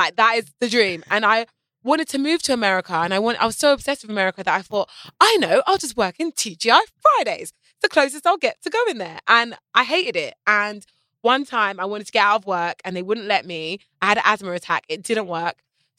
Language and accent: English; United Kingdom; I'm very British about scams. Like, it's very naughty to scam in Britain.